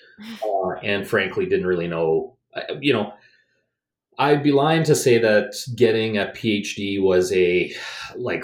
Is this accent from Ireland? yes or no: no; Edmonton, Alberta, Canada; also born or lived in Calgary; I grew up in Edmonton